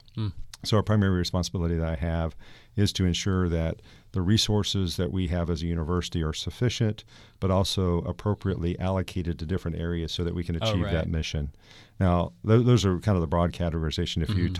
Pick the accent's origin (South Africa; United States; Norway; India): United States; Georgia; I'm not originally from the area, as I mentioned. I grew up in Georgia and went to Florida State.